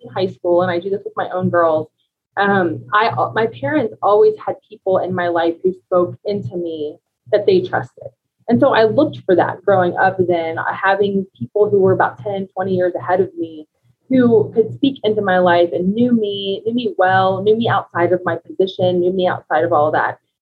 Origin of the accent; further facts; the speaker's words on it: United States; moved away as an adult; now in Colorado Springs, United States; we're originally from Ohio and Kentucky, so we've been in Colorado for five years now